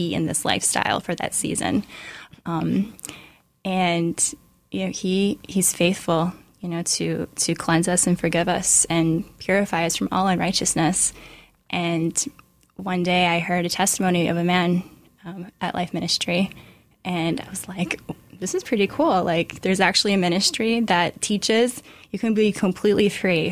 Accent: Iowa, United States; moved away as an adult; now in New York, United States; I'm actually from Iowa.

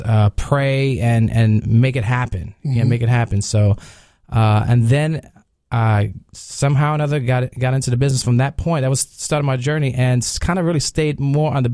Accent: New York, United States

